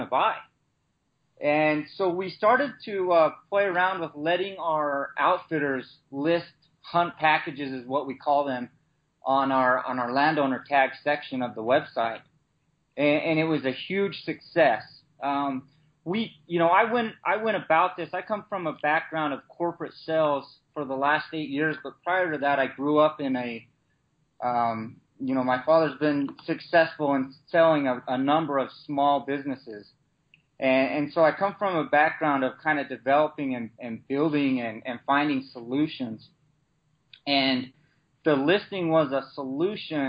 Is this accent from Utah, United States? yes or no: yes; Utah, United States; I'm from Utah